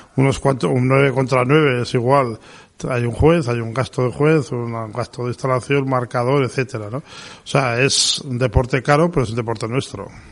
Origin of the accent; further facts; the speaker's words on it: Pamplona, Navarre, Spain; soy de Pamplona